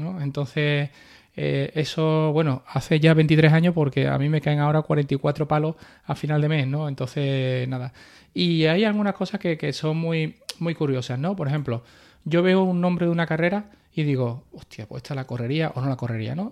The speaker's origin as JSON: {"language": "Spanish", "town": "Carmona", "region": "Andalusia", "country": "Spain", "moved": "as an adult", "said": "yo soy sevillano, pero bueno, como soy, eh, me he pegado nueve años fuera"}